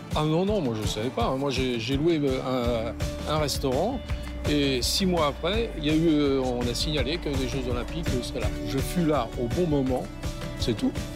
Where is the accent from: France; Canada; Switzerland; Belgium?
France; moved away as an adult; now in Sochi, Russia; je suis français